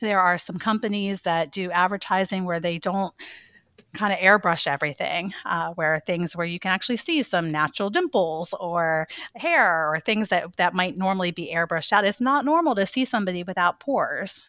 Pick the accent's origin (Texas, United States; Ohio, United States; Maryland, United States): Maryland, United States; moved away as an adult; also born or lived in Virginia / North Carolina; now in Saint Augustine, United States; I'm actually from Maryland, um, kind of in between Baltimore and Annapolis area.